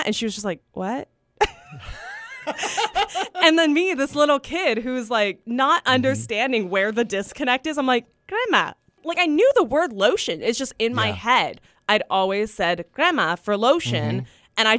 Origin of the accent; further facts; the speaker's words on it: Bakersfield, California, United States; also born or lived in Arvin; Technically, when I was born in Bakersfield, Mercy Hospital, but my family was actually living in Arvin at the time. We officially moved into like Bakersfield when I was about 2 years old. And that's pretty much where I've grown up.